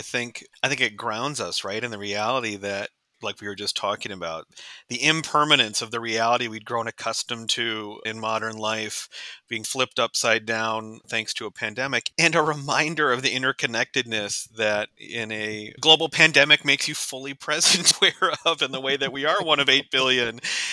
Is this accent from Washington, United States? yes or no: no; Houston, Texas, United States; born there; With a name like … you might not expect it, but I was actually born in Texas. I was born in Houston, Texas.